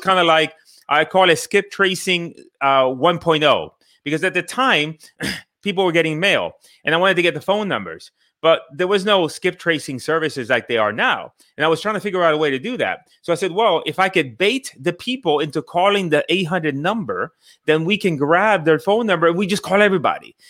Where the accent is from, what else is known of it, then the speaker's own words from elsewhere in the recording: Puerto Rico; moved away; also born or lived in Bridgeport, Connecticut / Miami; I grew up in the island of Puerto Rico. I went to Connecticut. I grew up in Connecticut, Bridgeport, Connecticut.